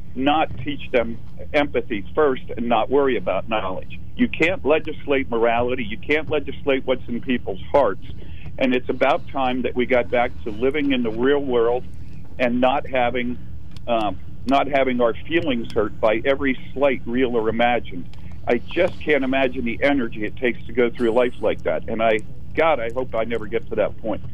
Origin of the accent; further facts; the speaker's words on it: United States; that's where I was brought up and where I live